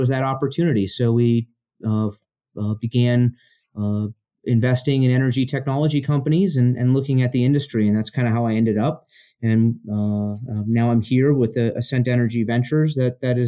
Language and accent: English; Denver, Colorado, United States; also born or lived in Chicago; I grew up in Colorado for the most part